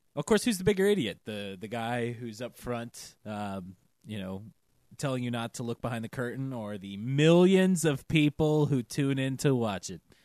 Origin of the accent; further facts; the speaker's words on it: Georgia, United States; that's my home state